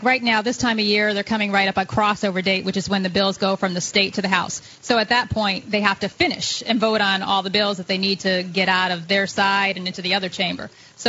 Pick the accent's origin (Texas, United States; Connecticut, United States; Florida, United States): Connecticut, United States; moved away as an adult; now in New Hampshire, United States; I grew up in Connecticut. I moved here in 2004.